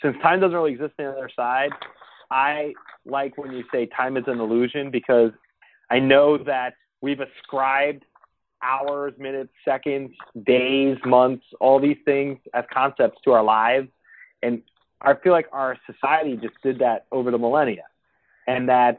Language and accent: English; New Jersey, United States; we're both from New Jersey